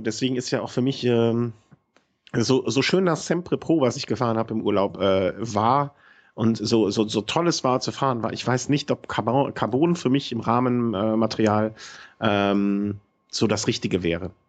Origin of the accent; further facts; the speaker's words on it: between Düsseldorf and Cologne, North Rhine-Westphalia, Germany; ich bin quasi so an der Grenze von beidem groß geworden